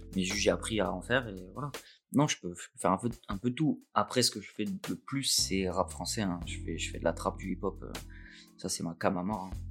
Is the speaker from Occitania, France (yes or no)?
no; Nice, Provence-Alpes-Côte d'Azur, France; moved away as an adult; also born or lived in Montpellier; Je suis né à Nice, mais j'ai vécu à Montpellier